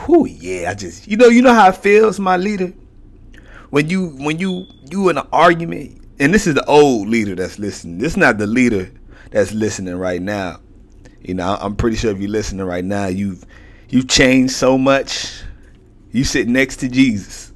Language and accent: English; Houston, Texas, United States; I'm from Houston